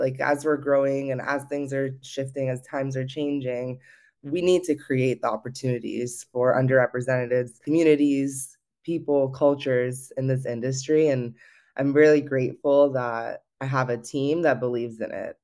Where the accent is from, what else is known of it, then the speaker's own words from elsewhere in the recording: Los Gatos, California, United States; also born or lived in Campbell, California; I grew up in the Bay Area, uh, in Los Gatos and Campbell area